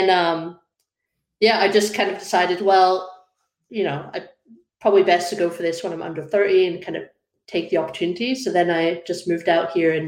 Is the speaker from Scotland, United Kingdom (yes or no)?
yes; Northeast Highlands, born in Aberdeen, Scotland, United Kingdom; moved away as an adult; also born or lived in Dundee, Scotland / London; now in Calgary, Canada; I'm originally from Scotland. I'm from the Northeast, kind of up middle of nowhere in the Highlands. So I grew up there